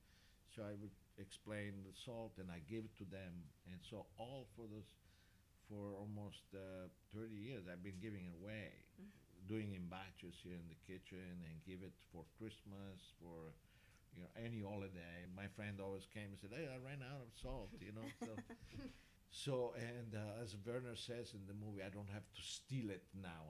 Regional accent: Sicily, Italy; English is a second language; moved away as an adult; also born or lived in Switzerland; now in San Francisco, United States; I immigrated from Sicily to Switzerland when I was 18

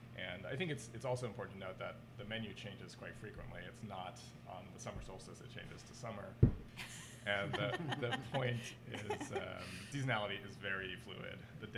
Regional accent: East Coast, United States; And I think that that's definitely growing up on the East Coast.

